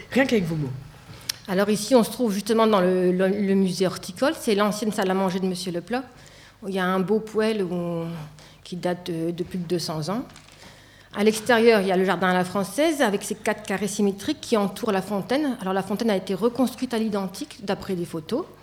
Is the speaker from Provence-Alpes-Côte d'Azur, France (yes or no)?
no; Tourcoing, Hauts-de-France, France; also born or lived in Lille / Angers; Je suis née à Tourcoing, j'ai passé toute mon enfance à Tourcoing. Euh, j'ai fait mes études de biologie à Lille, puis à Angers